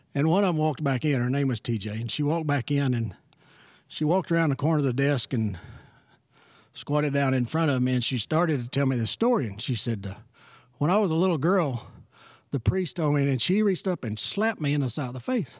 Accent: Kitticoat, Texas, United States; moved away as an adult; also born or lived in Shallowater, Texas; born and raised in Kitticoat, Texas

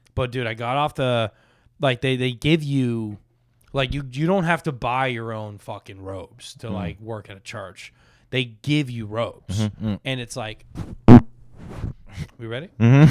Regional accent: Boca Raton, Florida, United States; Dude, I grew up in Boca, where everyone's Jewish, so we had like two churches.

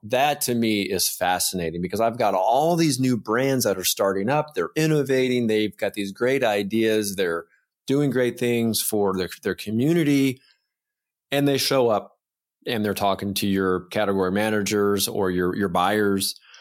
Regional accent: Georgia, United States; I'm from Georgia

